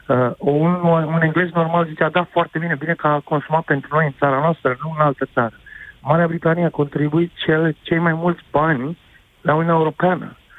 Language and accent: Romanian; Romania; moved away as an adult; now in Oxford, United Kingdom; Eu, ca român care am o afacere aici cu 15 angajați